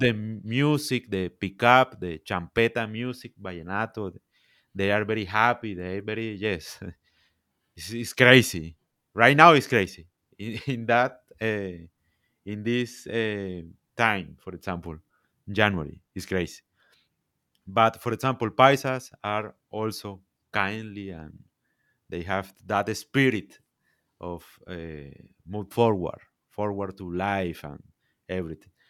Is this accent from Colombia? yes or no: yes; Santa Marta, Magdalena, Colombia; English is a second language; I am from, from Colombia, I am from Santa Marta